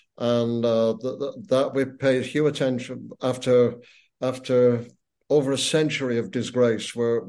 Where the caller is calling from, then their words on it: Ottawa, Ontario, Canada; I am coming from Ottawa